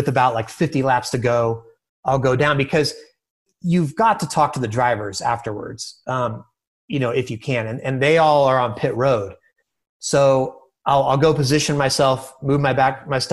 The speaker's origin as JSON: {"language": "English", "region": "California", "country": "United States", "tie": "born or raised there", "also_born_or_lived": "Delaware", "moved": "yes", "said": "I grew up in California"}